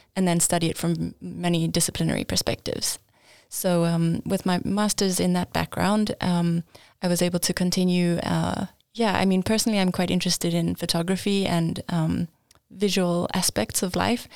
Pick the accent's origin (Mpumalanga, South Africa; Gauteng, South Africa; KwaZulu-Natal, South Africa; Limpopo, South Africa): Gauteng, South Africa; Johannesburg; moved away as an adult; now in Linköping, Sweden; I am from South Africa. I grew up in Johannesburg and, uh, studied there